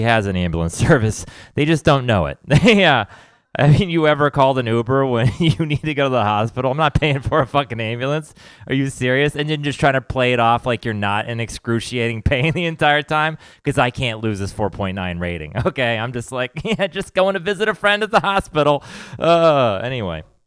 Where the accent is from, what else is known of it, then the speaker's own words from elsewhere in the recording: Texas, United States; I grew up in Texas